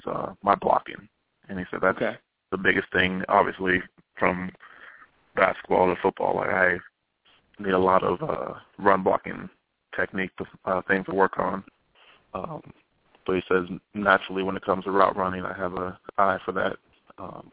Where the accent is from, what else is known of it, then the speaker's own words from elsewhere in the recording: United States; being an American, I'm used to our American style of play